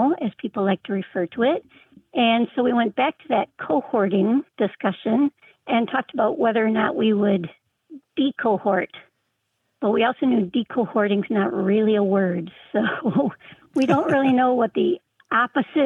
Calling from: Traverse City, Michigan, United States; I'm calling from Traverse City, Michigan

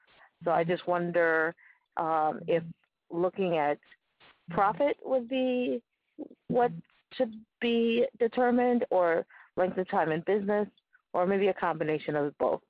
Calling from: Falls Church, Virginia, United States; I'm calling from Falls Church, Virginia.

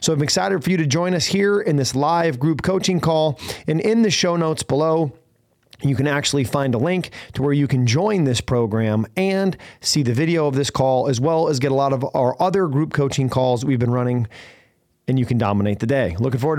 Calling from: Scottsdale, Arizona, United States; I'm coming in from Scottsdale, Arizona.

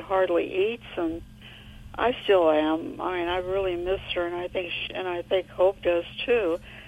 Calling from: San Luis Obispo, California, United States; I'm in Central California. San Luis Obispo.

